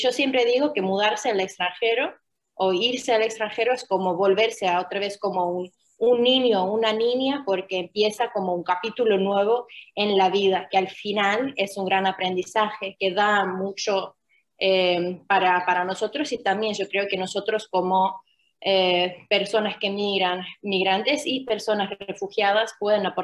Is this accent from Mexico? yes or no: no; Finland; accent: Argentine; Spanish is a second language; moved away; also born or lived in Argentina; originalmente soy de Finlandia, nací